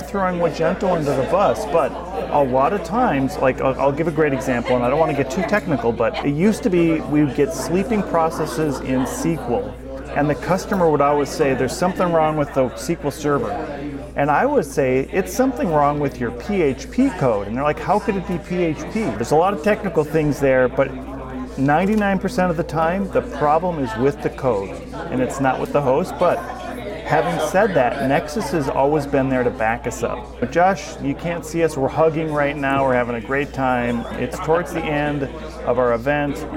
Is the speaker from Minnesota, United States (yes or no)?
yes; Minnesota, United States; I'm from Minnesota